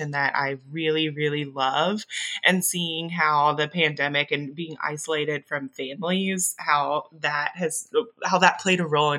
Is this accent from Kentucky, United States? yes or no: no; Augusta, Georgia, United States; first language English; I'm originally from Augusta, Georgia.